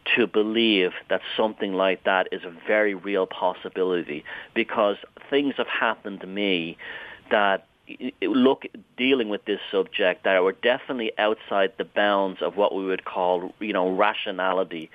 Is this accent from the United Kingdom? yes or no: no; Ireland; I grew up in Southern Ireland